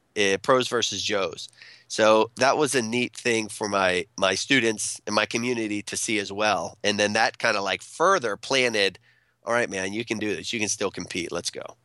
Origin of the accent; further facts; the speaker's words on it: central Pennsylvania, United States; I went home back to central Pennsylvania